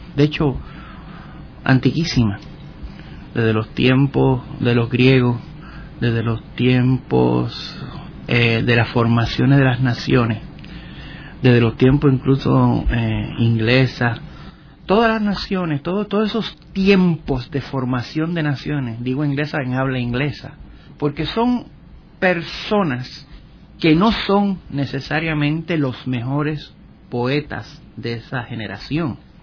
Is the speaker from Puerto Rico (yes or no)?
yes; San Germán, Puerto Rico; en los pueblos de mi San Germán en mi pueblo mi cuna